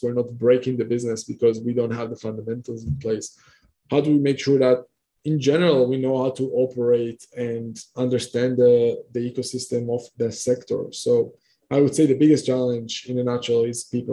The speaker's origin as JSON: {"language": "English", "country": "Israel", "moved": "yes", "said": "I'm coming originally from Israel. Right now I'm coming all over the place"}